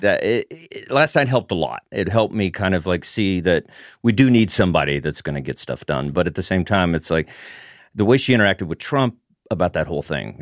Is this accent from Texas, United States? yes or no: yes; Texas, United States; I'm from Texas